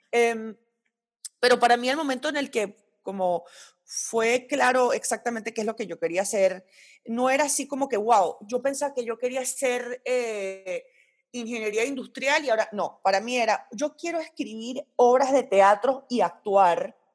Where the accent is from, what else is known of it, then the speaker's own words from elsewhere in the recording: Royal Leamington Spa, West Midlands, United Kingdom; born there; aunque yo no soy de Inglaterra, nací en Inglaterra y puedo burlarme del acento inglés porque lo puedo hacer gracias a que mis papás me tuvieron ahí.